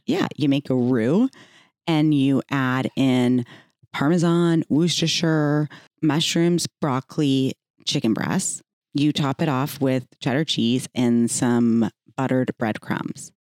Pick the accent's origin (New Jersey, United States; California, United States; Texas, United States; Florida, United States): Texas, United States; growing up in the South in Texas